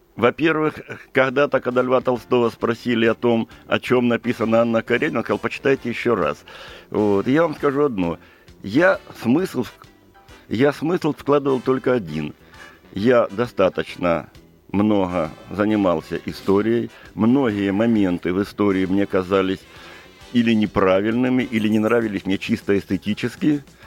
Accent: Krasnodar Krai, Russia; я сам из Кубани и сам кубанский казак по происхождению

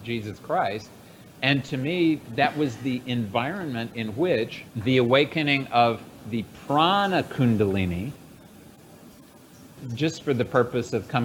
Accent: United States; I was born in the West, in the United States

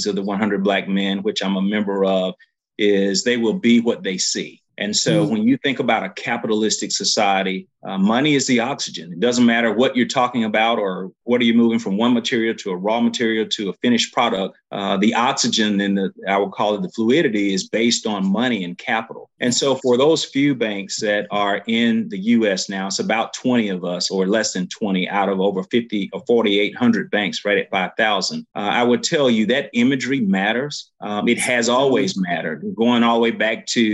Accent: Eufaula, Alabama, United States; I came from Eufaula, Alabama

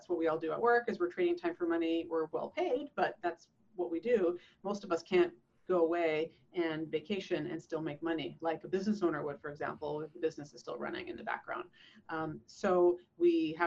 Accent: Canada; now in San Diego, United States; I moved from Canada. I'm a Canadian

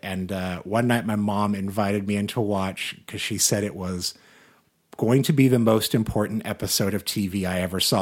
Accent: Salina, Kansas, United States; moved away; my hometown of Salina, Kansas

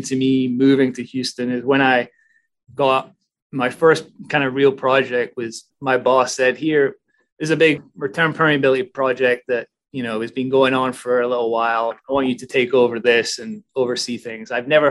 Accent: Germany; born there; also born or lived in Aberdeen / Edinburgh; So originally born in Germany, raised as an army brat, I guess, before ending up in Aberdeen through my dad. Oh, I ended up in Scotland through my dad. So I went to college in Edinburgh

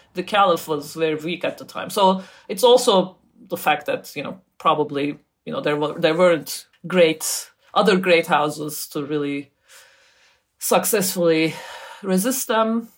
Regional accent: Turkey; I grew up in Turkey

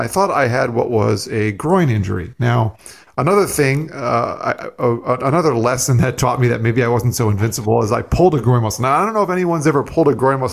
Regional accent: South Florida, United States; also born or lived in New York; I grew up in South Florida for the most part. I was actually born in New York and moved down here when I was 3, still live here now.

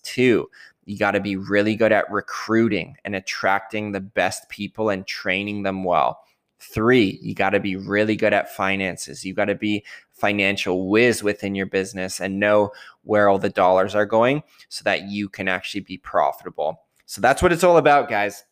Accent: Canada; I'm Canadian

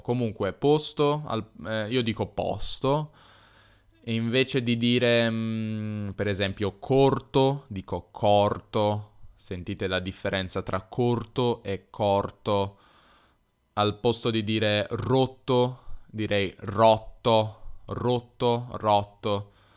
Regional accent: Turin, Piedmont, Italy; accent: Piedmontese / Turinese; io sono piemontese, sono di Torino

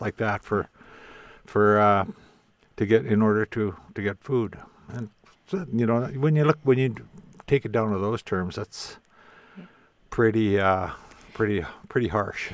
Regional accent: Indian Head, Saskatchewan, Canada; also born or lived in Qu'Appelle Valley, Saskatchewan / Lebret, Saskatchewan; now in Regina, Canada; We moved into the town of Indian Head. So uh, that's, I consider it my hometown, but I don't live there. I now live in Regina

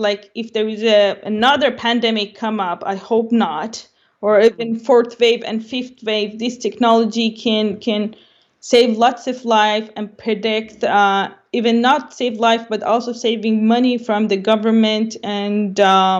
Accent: Dubai, United Arab Emirates; English is a second language; also born or lived in Iran; now in Canada; So I born in Iran, I grew up in Dubai.

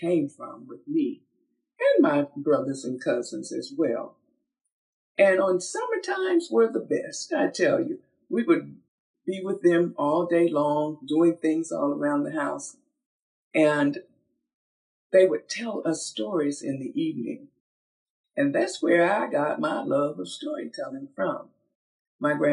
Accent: Georgia, United States; I was born from the Georgia red clay, born into an agrarian family

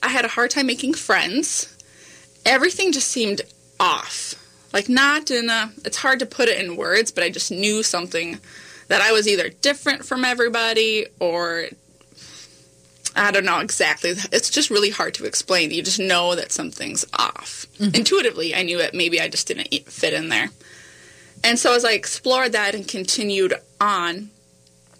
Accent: North Dakota, United States; growing up in North Dakota

